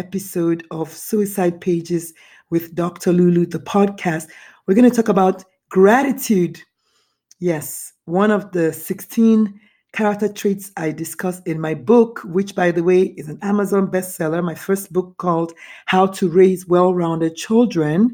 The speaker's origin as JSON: {"language": "English", "country": "Nigeria", "tie": "born or raised there", "moved": "yes", "said": "I was raised in Nigeria, born in Nigeria."}